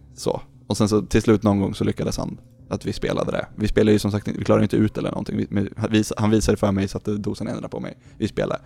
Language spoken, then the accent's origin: Swedish; Lindesberg, Örebro County, Sweden; jag är från Lindesberg